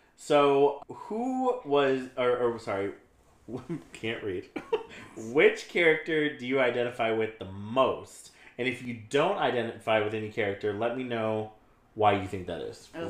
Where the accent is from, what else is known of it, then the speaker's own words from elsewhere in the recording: London, United Kingdom; I'm from London. Shout out to my Paris girls.